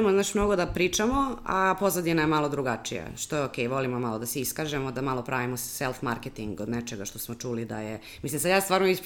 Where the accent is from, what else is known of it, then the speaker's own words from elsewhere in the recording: Serbia; kod nas u Srbiji